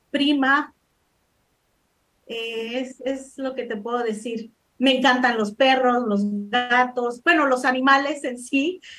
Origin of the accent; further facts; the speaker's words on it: Los Angeles, California, United States; also born or lived in El Salvador; bueno, nací en El Salvador, vine a los Estados Unidos cuando tenía 10 años crecí en el sur centro de Los Ángeles, en la Vermont y 47 para ser exacto.